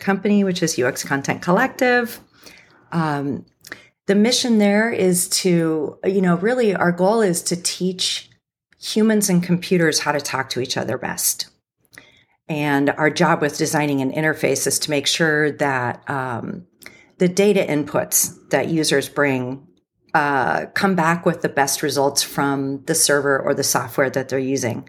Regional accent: Cupertino, California, United States; I grew up in Cupertino, so I'm kind of like a Silicon Valley native

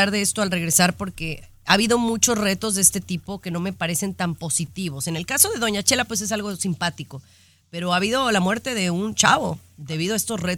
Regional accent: Guadalajara, Jalisco, Mexico; now in United States; ya que hablábamos de Guadalajara, de donde yo soy

